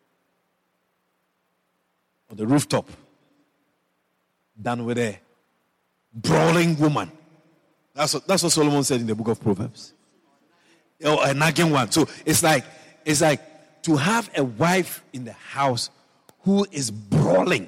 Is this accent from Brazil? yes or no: no; Ashanti, Ghana; now in Guyana; I was born in Ghana, West Africa. And originally I'm from the Ashanti tribe.